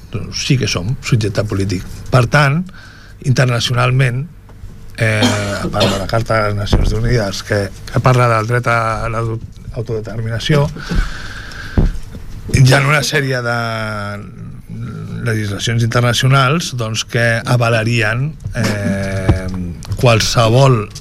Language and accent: Catalan; Catalonia, Spain; etc que tots ja coneixem i qui ens sentim i qui som catalans ja tenim prou clars